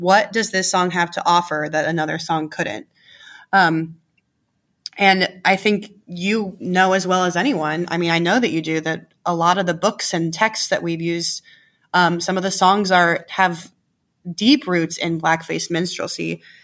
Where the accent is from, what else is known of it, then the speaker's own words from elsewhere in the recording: Gahanna, Ohio, United States; where I grew up in Gahanna